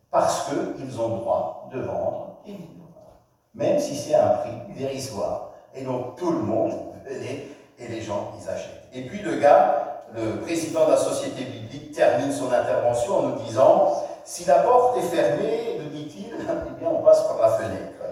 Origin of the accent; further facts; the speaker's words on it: France; Chez nous en France